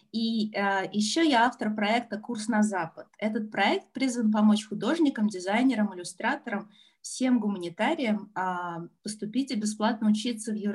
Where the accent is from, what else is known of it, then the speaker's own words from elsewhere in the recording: Saint Petersburg, Russia; moved away as an adult; now in Helsinki, Finland; Вообще я из э, Петербурга, но это такой сложный вопрос, потому что я живу